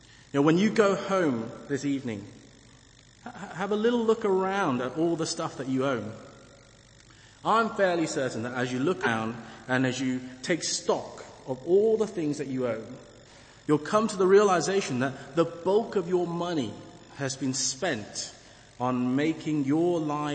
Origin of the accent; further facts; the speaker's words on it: England, United Kingdom; I am English, despite my skin color